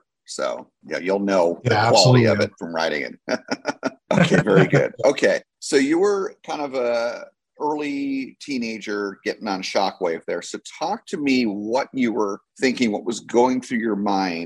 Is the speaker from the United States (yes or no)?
yes; New Jersey, United States; Six Flags Great Adventure was my original home park growing up in New Jersey